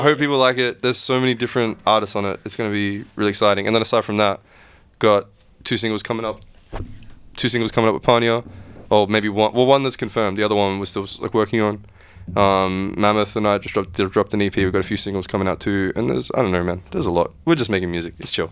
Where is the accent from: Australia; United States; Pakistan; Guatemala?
Australia; I was born here and I was raised here, but I was also raised with all these other traditions